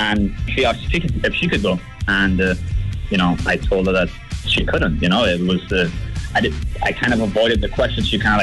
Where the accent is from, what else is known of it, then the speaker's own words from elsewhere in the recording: England, United Kingdom; moved away; I'm from England. Well, I was raised in England.